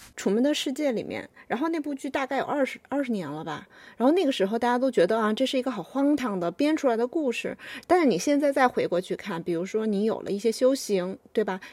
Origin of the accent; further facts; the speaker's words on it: China; 我们中国人